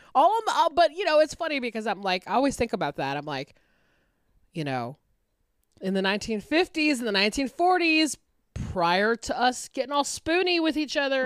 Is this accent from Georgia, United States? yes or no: yes; Atlanta, Georgia, United States; my hometown paper, the Atlanta Journal Constitution